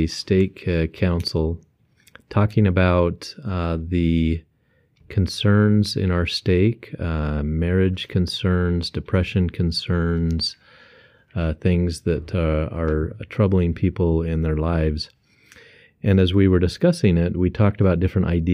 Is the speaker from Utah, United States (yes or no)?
yes; Beaver, Utah, United States; now in Nampa, United States; I'm from Beaver, Utah